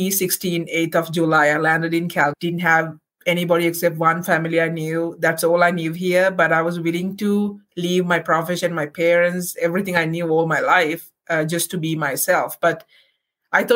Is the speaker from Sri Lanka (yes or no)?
yes; Sri Lanka; moved away as an adult; now in Canada; I'm originally from Sri Lanka